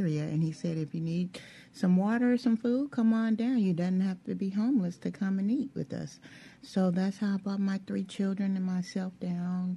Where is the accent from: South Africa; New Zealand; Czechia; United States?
United States; San Francisco, California; moved away as an adult; now in Jackson, United States; I'm originally from San Francisco, California